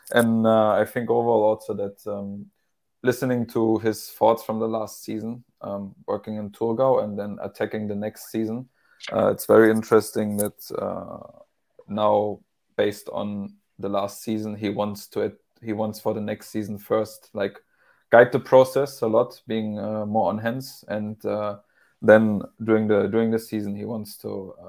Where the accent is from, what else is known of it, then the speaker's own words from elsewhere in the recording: Germany; English is a second language; And even though I'm from Germany and even though this is my hometown, it's still a new environment for me, a new culture.